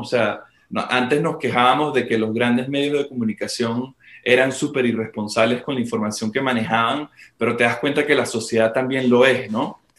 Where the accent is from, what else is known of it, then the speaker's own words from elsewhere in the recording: Venezuela; desde nuestra posición como, como venezolanos